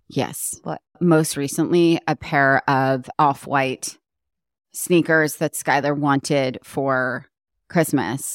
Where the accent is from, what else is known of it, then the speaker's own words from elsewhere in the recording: New York, United States; moved away as an adult; now in Los Angeles, United States; coming from the East Coast, like being a New Yorker and then moving here, even though it was so long ago